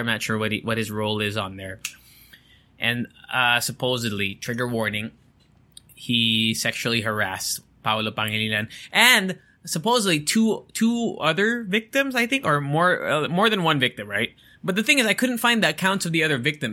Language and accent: English; Angeles, Central Luzon, Philippines; I'm from Angeles